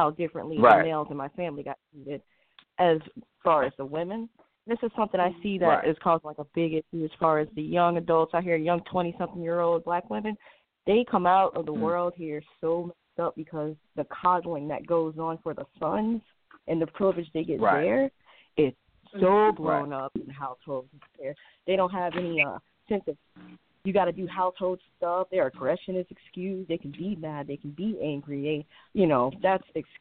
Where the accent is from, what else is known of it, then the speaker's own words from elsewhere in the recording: Michigan, United States; I'm from Michigan.